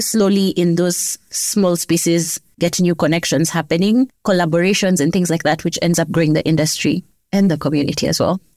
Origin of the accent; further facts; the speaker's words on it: Kenya; As a Kenyan